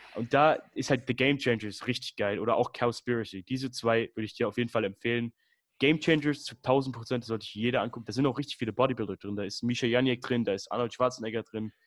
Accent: Würzburg, Bavaria, Germany; ich komme aus Würzburg

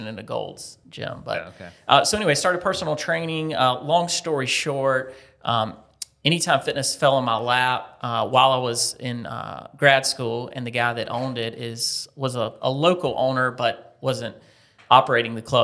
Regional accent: Lancaster, South Carolina, United States; moved away as an adult; now in Columbia, United States; I grew up in Lancaster, South Carolina, okay. About 60 miles north.

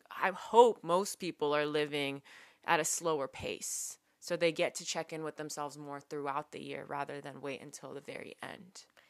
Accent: San Francisco, California, United States; We're from San Francisco

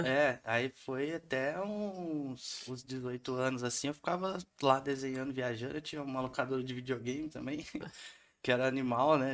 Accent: Santa Cruz da Conceição, São Paulo, Brazil; moved away as an adult; eu venho de Santa Cruz da Conceição, que é uma cidadezinha que tem 4 mil habitantes só

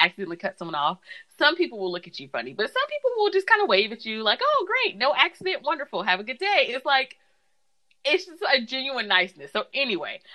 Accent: Southeast, United States; moved away as an adult; now in Iowa, United States; I'm from the South, Southeast

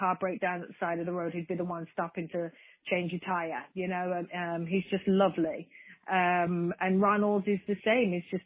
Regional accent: Birmingham, West Midlands, United Kingdom; my hometown in Birmingham, England

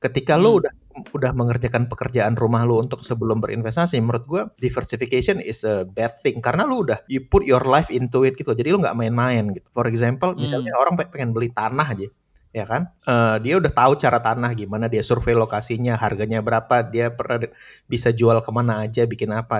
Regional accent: Aceh, Indonesia; moved away; gue dari Aceh

